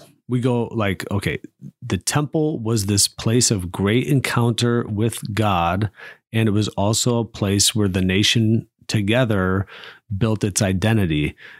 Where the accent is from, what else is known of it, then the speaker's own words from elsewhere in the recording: South Bend, Indiana, United States; now in Fort Wayne, United States; I'm from Holy Family Parish on the west side of South Bend. And here I find myself in the inner city, Fort Wayne.